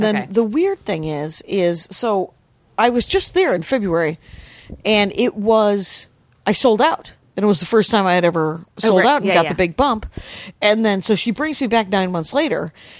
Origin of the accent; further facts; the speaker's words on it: Wisconsin, United States; And I'm from Wisconsin.